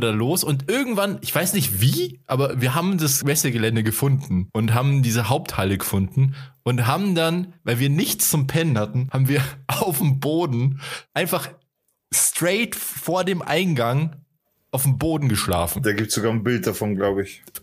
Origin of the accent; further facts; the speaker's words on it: Altötting, Bavaria, Germany; Das war in Leipzig und wir kommen ja aus Altötting. Das ist ziemlich weit weg von Leipzig.